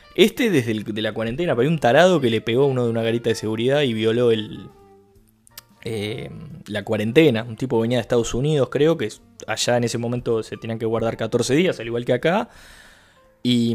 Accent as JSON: {"language": "Spanish", "country": "Uruguay", "said": "yo soy un uruguayo tratando de hablar portugués"}